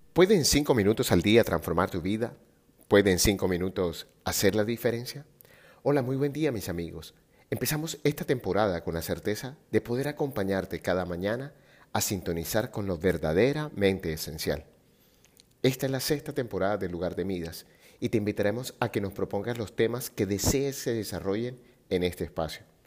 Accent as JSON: {"language": "Spanish", "town": "Barranquilla", "region": "Atlántico", "country": "Colombia", "tie": "born or raised there", "also_born_or_lived": "Medellín", "moved": "yes", "said": "mi ciudad natal Barranquilla"}